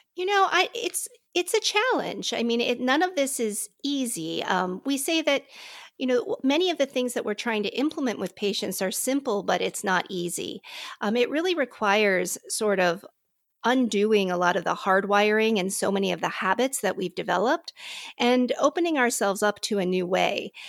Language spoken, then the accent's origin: English; Pittsburgh, Pennsylvania, United States; now in Palatine, United States; I'm originally from Pittsburgh